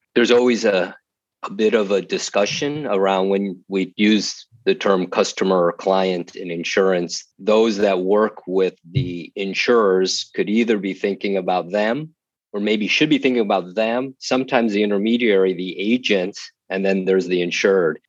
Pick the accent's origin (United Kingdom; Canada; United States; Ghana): United States; Chicago, Illinois; moved away; also born or lived in Austin, Texas; I'm from Chicago